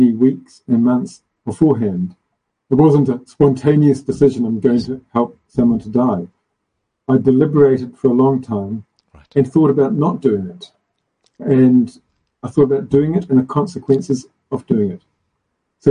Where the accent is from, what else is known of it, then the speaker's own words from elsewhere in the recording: South Africa; my home country, South Africa